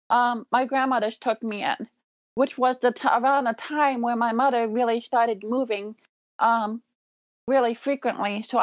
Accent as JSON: {"language": "English", "town": "Elgin", "region": "Illinois", "country": "United States", "tie": "born there", "said": "I was first born in Elgin, Illinois"}